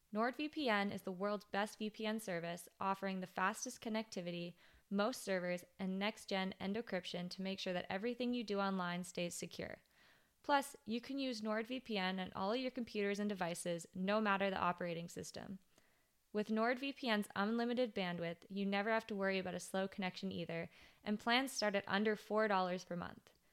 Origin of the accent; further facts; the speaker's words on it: West Vancouver, British Columbia, Canada; also born or lived in Whistler; I grew up in West Vancouver and Whistler, which is, like, the most sheltered areas probably in Canada